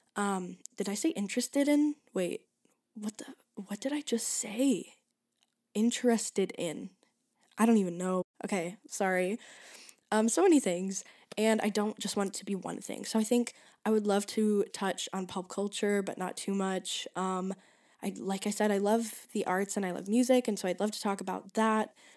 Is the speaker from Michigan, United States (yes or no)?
yes; Michigan, United States; moved away as an adult; now in Chicago, United States; I go to DePaul University in Chicago, but I'm from Michigan.